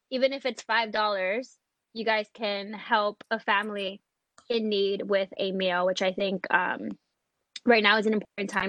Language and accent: English; New York City, New York, United States; I am from the Bronx